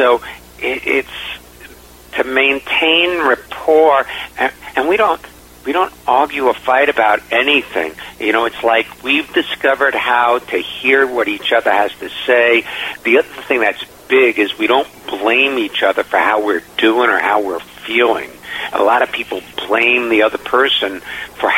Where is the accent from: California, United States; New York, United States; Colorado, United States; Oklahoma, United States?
New York, United States; New York City; I grew up in Far Rockaway, New York